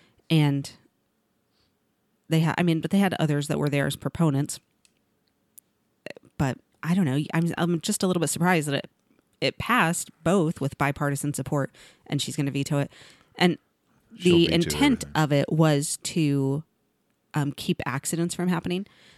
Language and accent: English; Missouri, United States; I grew up in Missouri, and we had...